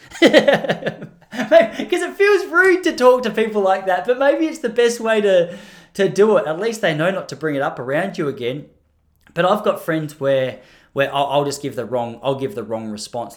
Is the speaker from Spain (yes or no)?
no; Australia; I'm speaking as an Australian.